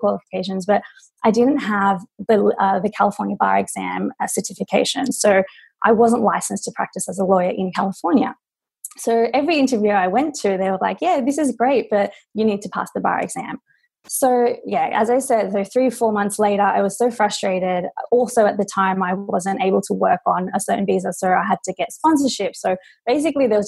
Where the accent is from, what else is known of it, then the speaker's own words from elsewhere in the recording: Sydney, New South Wales, Australia; moved away as an adult; now in Los Angeles, United States; So I'm Australian. I'm from Sydney, Australia. I moved to LA 4 years ago.